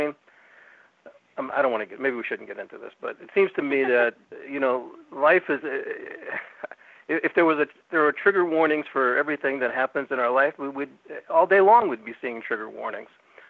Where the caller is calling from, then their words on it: Northern California, United States; I'm calling from Northern California, which is a different state from Southern California.